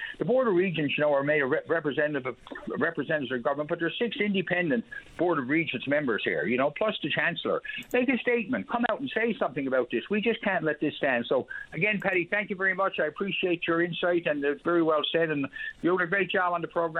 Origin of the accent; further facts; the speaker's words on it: Newfoundland and Labrador, Canada; as a Newfoundlander and my father and grandfather and great-grandfather before me.